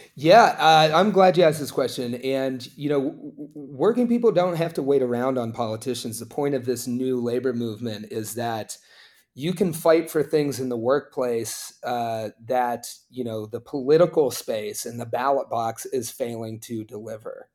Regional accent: Appalachia, United States; I grew up in Appalachia, it's a very conservative place

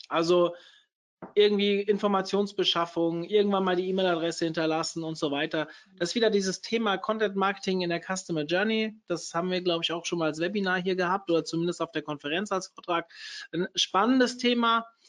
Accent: Hesse, Germany; ich bin Hesse

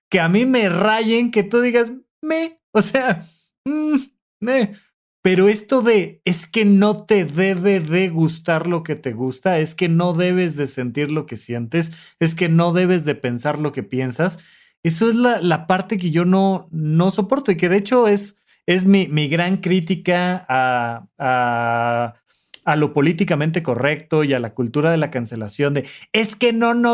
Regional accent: Toluca, State of Mexico, Mexico; yo que vengo de Toluca

